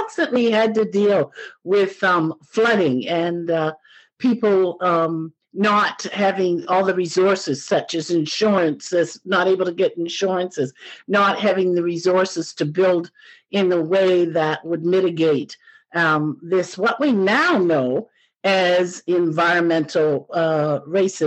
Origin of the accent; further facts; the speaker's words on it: Truro, Nova Scotia, Canada; my growing up in Truro, Nova Scotia